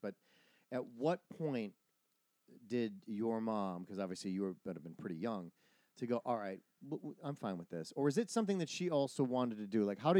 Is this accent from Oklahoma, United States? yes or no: no; Wisconsin, United States; born or raised there; moved away; also born or lived in Illinois